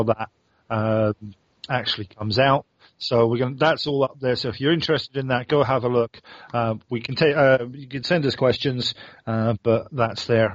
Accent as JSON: {"language": "English", "region": "England", "country": "United Kingdom", "moved": "yes", "lives_now": "Sweden", "said": "I'm Englishman"}